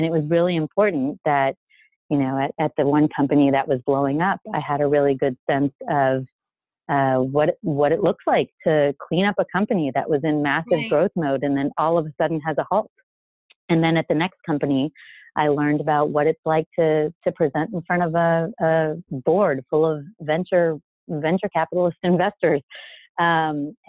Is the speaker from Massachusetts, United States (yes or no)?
no; El Paso, Texas, United States; moved away as an adult; also born or lived in Israel / New Jersey / New York; now in San Francisco Bay Area, United States; I already said I'm from El Paso. So being from El Paso means that I definitely need to speak Spanish.